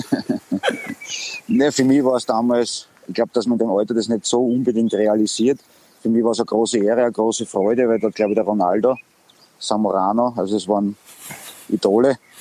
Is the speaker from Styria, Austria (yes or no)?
yes; Graz, Styria, Austria; moved away; komme ich eigentlich aus Graz. Ich habe meine ganze Jugend bei Sturm Graz verbracht